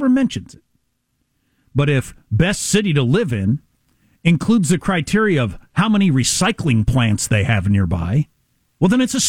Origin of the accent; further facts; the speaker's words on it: Chicago, Illinois, United States; moved away; I grew up in Chicago.